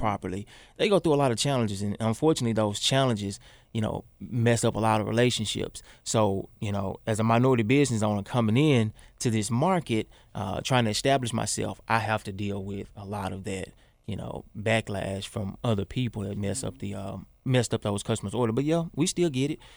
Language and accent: English; Memphis, Tennessee, United States; moved away; the neighborhood we grew up